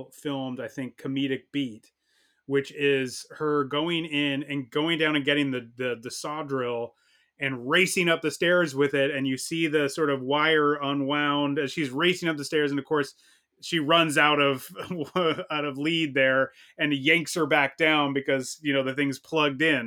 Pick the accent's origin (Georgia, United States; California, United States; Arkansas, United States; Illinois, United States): California, United States; Southern; growing up in Southern California